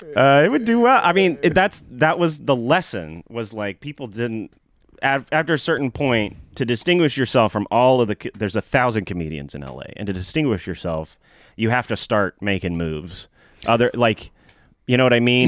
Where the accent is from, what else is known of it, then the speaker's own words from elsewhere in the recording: Nashville, Tennessee, United States; growing up in Nashville, I always wanted to be a comedian